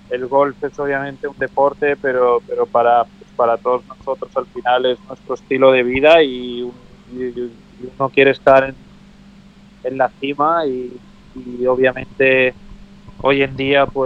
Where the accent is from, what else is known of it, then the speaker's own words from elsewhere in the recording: Spain; como europeo y español pues pues sí sí me gustó ver